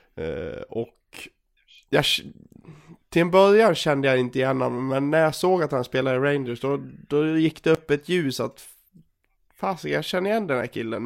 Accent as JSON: {"language": "Swedish", "region": "Dalarna County", "country": "Sweden", "also_born_or_lived": "Gagnef", "accent": "dalmål", "moved": "yes", "said": "som ni hör på min dialekt och såklart. Jag har ju fått tillbaka dalmålet här."}